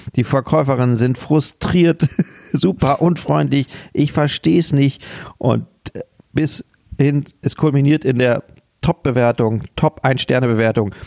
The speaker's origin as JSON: {"language": "German", "region": "Hamburg", "country": "Germany", "said": "bei uns in Hamburg"}